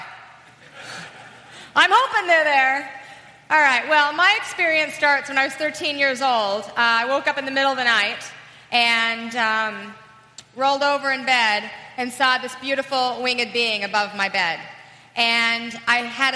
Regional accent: Salt Lake City, Utah, United States; I was raised in Salt Lake City, Utah

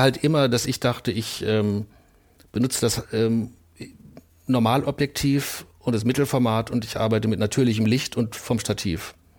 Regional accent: Bielefeld, North Rhine-Westphalia, Germany; moved away; also born or lived in Essen / New York; ich komme aus Bielefeld

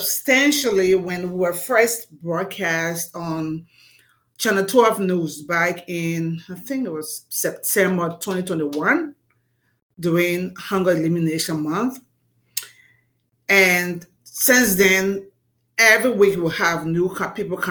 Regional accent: Liberia; now in Providence, United States; I was born and raised in Liberia, West Africa.

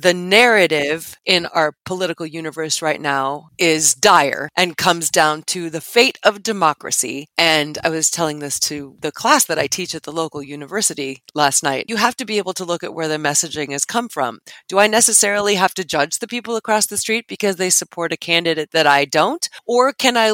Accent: United States; we as an American society

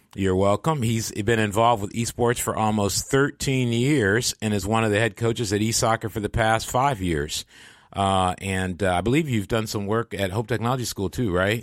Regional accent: Michigan, United States; moved away; where I grew up in Michigan

